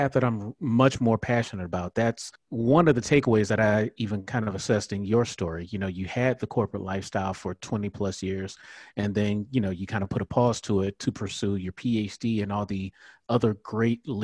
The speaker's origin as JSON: {"language": "English", "town": "Miami", "region": "Florida", "country": "United States", "tie": "born or raised there", "moved": "yes", "said": "I am from Miami, born and raised."}